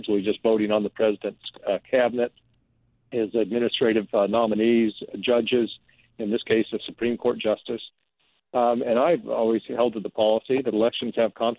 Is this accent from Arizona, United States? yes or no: yes; rural Arizona, United States; raised in Arizona without, particularly in rural Arizona